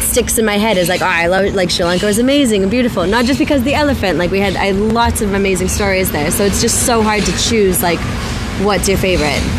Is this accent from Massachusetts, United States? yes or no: yes; outside Boston, Massachusetts, United States; moved away as an adult; now in Malaga, Spain; I'm originally from right outside uh, Boston